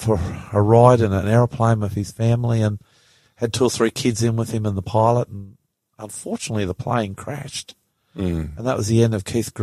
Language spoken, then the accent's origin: English; New Zealand; now in Sydney, Australia; I grew up in New Zealand, so I started union